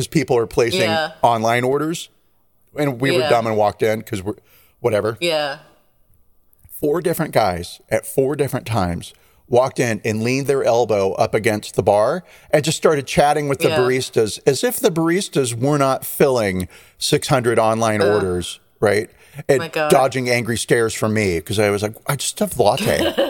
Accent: California, United States; I'm a Californian

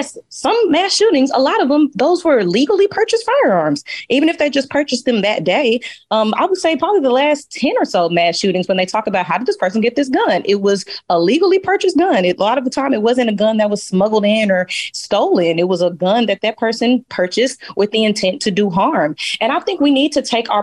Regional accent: Dallas, Texas, United States; y'all know I'm from Dallas, Texas.

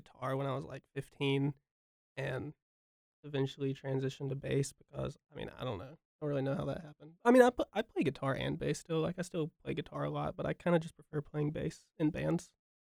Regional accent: Hickory, North Carolina, United States; now in Raleigh, United States; I grew up in Hickory. It's a little bumbly little town.

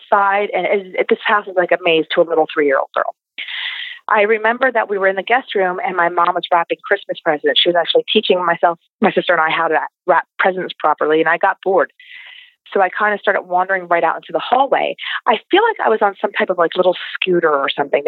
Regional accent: Pennsylvania, United States; we're from Pennsylvania

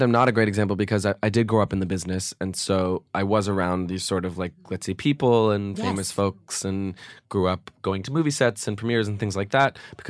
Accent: California, United States; Right near UCLA.

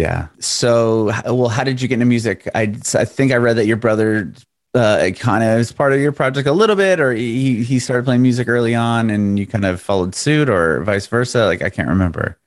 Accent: Southern California, United States; also born or lived in San Ramon / Walnut Creek / San Diego; originally from Southern California

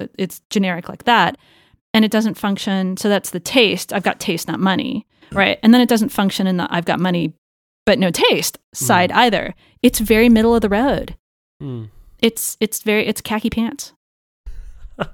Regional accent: Los Angeles, California, United States; now in San Francisco, United States; Los Angeles. I always wanted to get away from Los Angeles, come to San Francisco.

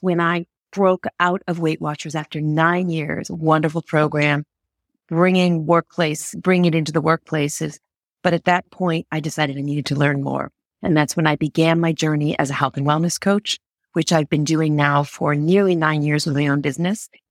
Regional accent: Connecticut, United States; moved away as an adult; now in Geneva, Switzerland; I grew up in the United States, in the state of Connecticut

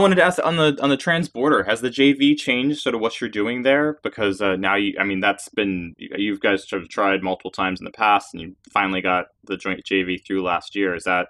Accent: Washington, District of Columbia, United States; And I'm sitting here in DC

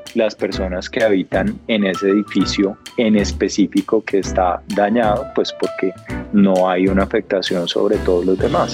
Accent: Colombia; todos como colombianos

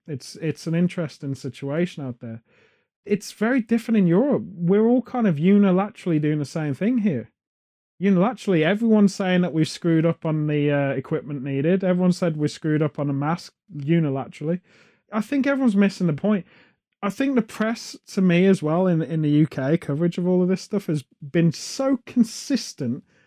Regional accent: United Kingdom; as British people

